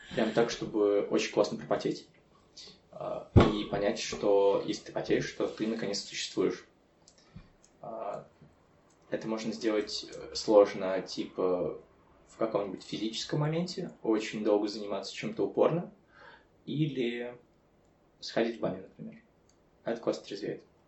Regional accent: Chernivtsi, Chernivtsi Oblast, Ukraine; Я родом из Черновцов

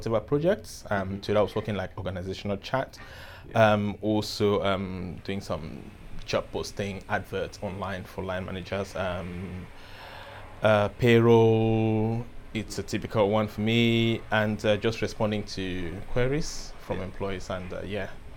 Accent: Cameroon; moved away as an adult; now in London, United Kingdom; I was born in Cameroon, moved to England, London 8 years ago.

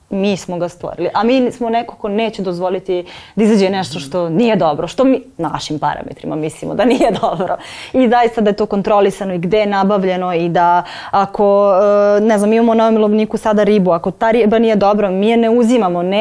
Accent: Vrnjačka Banja, Šumadija and Western Serbia, Serbia; Ja sam inače iz Vrnjačke banje, tamo

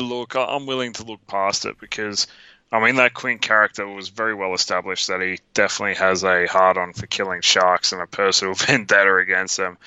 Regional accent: Australia

